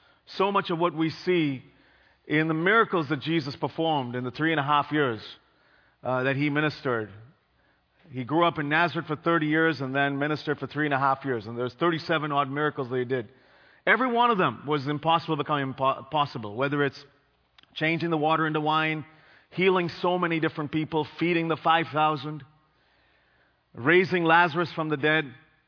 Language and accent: English; Bangalore, Karnataka, India; In my home country in India, there were floods after 100 years. You know, Chennai is this little town to the east of where I grew up, Bangalore.